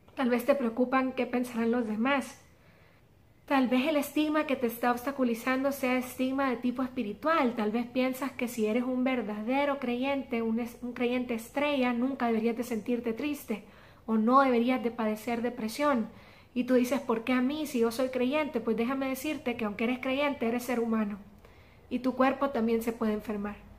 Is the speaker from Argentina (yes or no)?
no; El Salvador; como decimos aquí en mi país, El Salvador